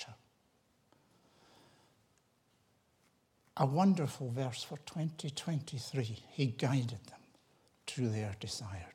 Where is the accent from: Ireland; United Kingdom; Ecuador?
United Kingdom; Tiree, Scotland; I was that wee boy growing up in Tyree